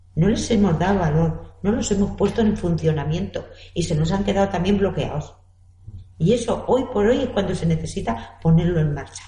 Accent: Castilla-La Mancha, Spain; now in Elche, Spain; yo soy manchega. Vine en aquella época

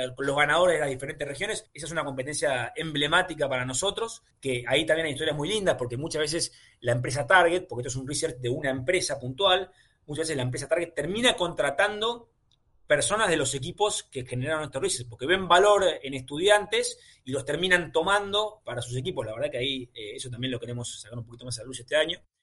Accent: Argentina; Siendo argentino

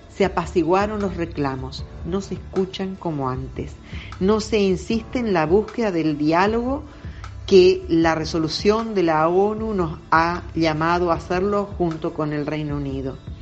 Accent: Argentina; como argentina

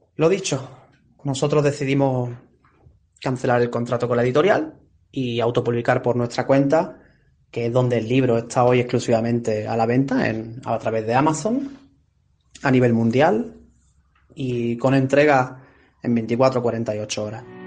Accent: Benalmádena, Andalusia, Spain; Yo me crié en Arroyo de la Miel, Benalmádena, en la provincia de Málaga

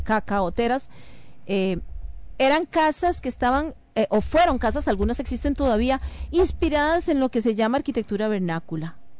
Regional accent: Costa Rica; a mí personalmente como ciudadana costarricense

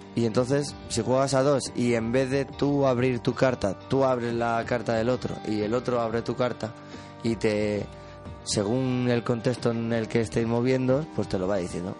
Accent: El Molar, Community of Madrid, Spain; yo soy del Molar

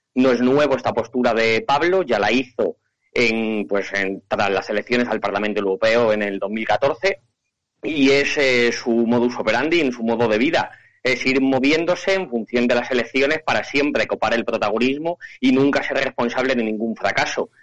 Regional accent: Candelario, Castile and León, Spain; concejal en, mi pueblo, en Candelario

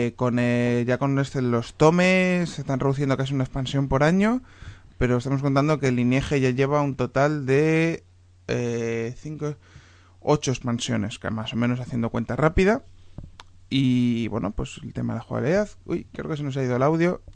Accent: Spain; soy, soy español

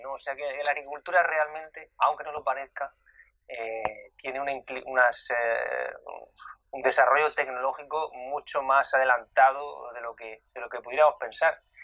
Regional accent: Region of Murcia, Spain; now in London, United Kingdom; en mi tierra, en Murcia

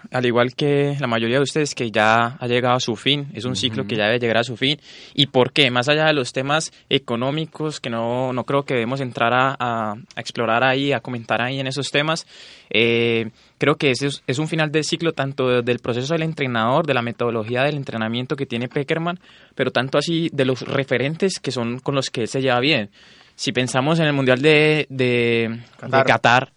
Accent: Colombia; los latinoamericanos, en especial los colombianos

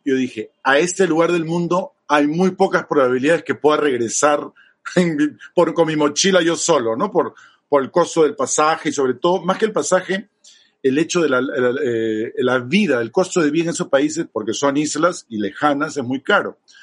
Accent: Peru; also born or lived in Chile; De viaje como peruano

